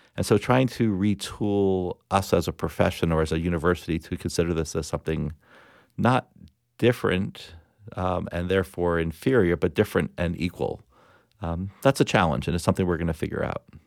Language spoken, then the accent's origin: English; Plantation, Florida, United States; I grew up in South Florida